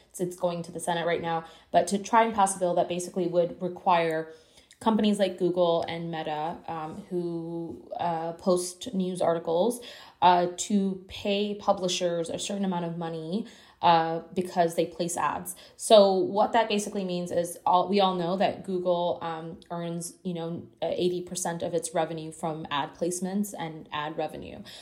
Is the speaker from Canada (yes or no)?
yes; Canada; I'm from Canada, and I work very closely with our publications here